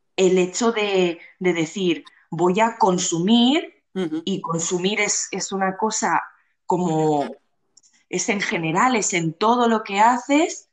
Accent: Barcelona, Catalonia, Spain; soy de Barcelona nací aquí y siempre he vivido aquí

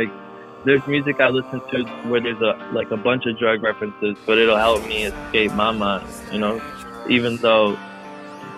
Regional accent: Chicago, Illinois, United States; now in Florida, United States; I grew up in Chicago mainly

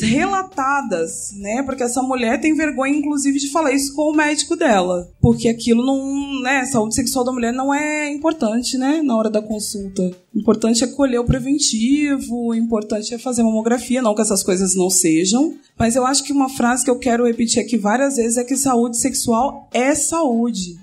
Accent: São Paulo, Brazil; moved away as an adult; also born or lived in Niterói; eu sou nascida aqui em São Paulo, mas me mudei em 2010 para Niterói para fazer faculdade de medicina.

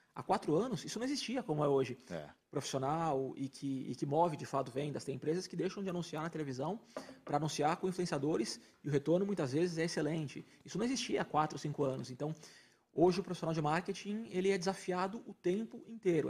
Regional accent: coast of São Paulo, Brazil; eu sou do litoral de São Paulo

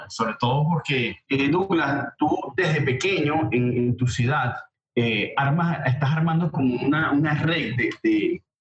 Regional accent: Barquisimeto, Lara, Venezuela; moved away as an adult; now in United States; Vengo de, de Venezuela, de Barquisimeto específicamente

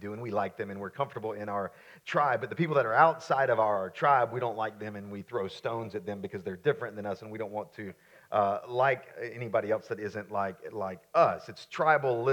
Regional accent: Florence, South Carolina, United States; also born or lived in Myrtle Beach, South Carolina; I grew up in Florence, South Carolina, before we moved to Myrtle Beach

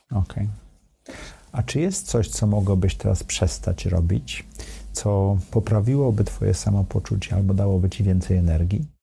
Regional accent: Sopot, Pomeranian Voivodeship, Poland; now in Warsaw, Poland; Ja jestem z Dolnego Sopotu, tak, z Gwardii Ludowej

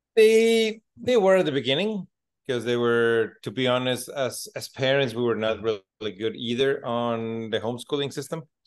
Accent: Mexico City, Mexico; also born or lived in Alberta, Canada; now in Dominican Republic; I'm originally from Mexico City. So then we moved into Canada

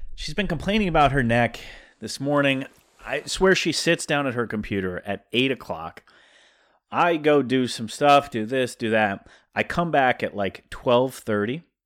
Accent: South Dakota, United States; accent: South Dakota; my South Dakota accent

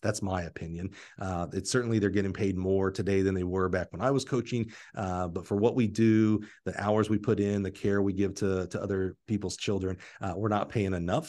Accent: Alabama, United States; I was from Alabama

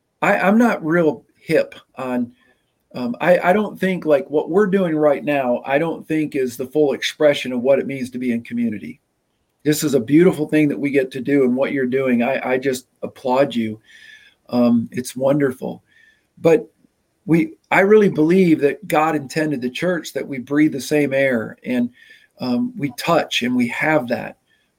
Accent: Nebraska, United States; also born or lived in Michigan; I was born in Michigan. I moved to Nebraska when I was 5, and I'd already lived in 4 different parsonages.

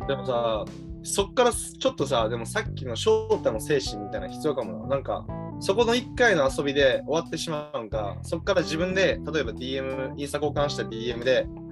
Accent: Japan; moved away as an adult; now in Canada; I'm from Japan

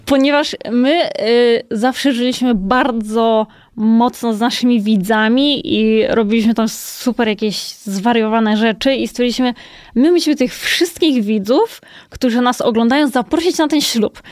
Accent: Kołobrzeg, West Pomeranian Voivodeship, Poland; now in Warsaw, Poland; ja też pochodzę z Kołobrzegu, więc to też jest y, zupełnie mhm. inny rejon

